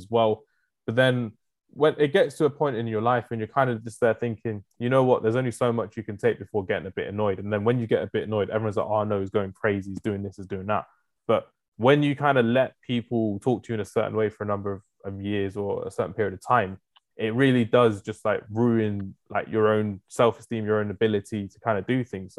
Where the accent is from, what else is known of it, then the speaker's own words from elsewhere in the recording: London, United Kingdom; me growing up in London